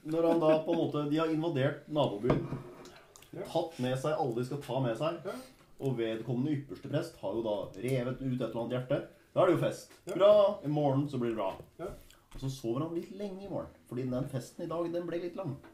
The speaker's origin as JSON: {"language": "Norwegian", "region": "Rogaland", "country": "Norway", "said": "ma vi gjør masse hjemme på Jæren. Masse av det hjemme på Jæren."}